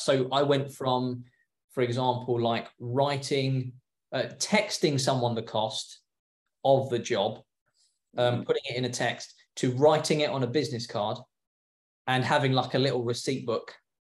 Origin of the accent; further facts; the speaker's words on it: England, United Kingdom; moved away as an adult; now in California, United States; I was a window cleaner back home. So I'm English